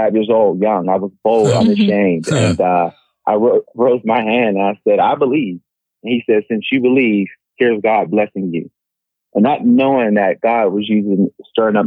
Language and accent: English; Pittsburgh, Pennsylvania, United States; I'm originally from Pittsburgh, Pennsylvania. I was raised by a single mom